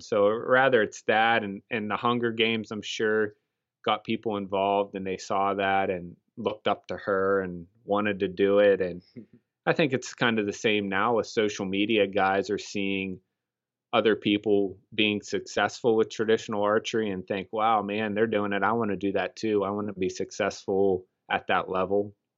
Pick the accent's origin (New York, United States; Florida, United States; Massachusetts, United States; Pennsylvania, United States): Pennsylvania, United States; Punxsutawney; we're from Pennsylvania, uh, specifically Punxsutawney, Pennsylvania, the home of the groundhog